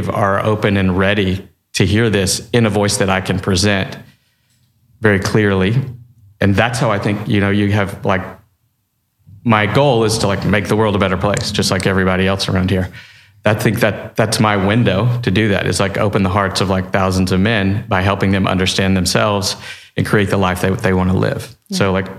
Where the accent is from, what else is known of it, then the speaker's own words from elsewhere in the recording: Texas, United States; I'm from Texas.